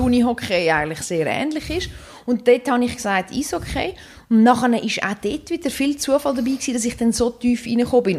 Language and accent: German; Dübendorf, Zurich, Switzerland; Ich bin in Dübendorf aufgewachsen, wo es eine Eisbahn hat